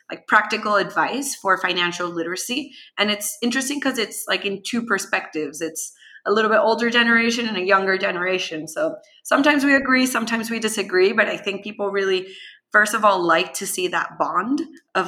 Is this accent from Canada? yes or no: no; Venezuela; now in United States; I am originally from Venezuela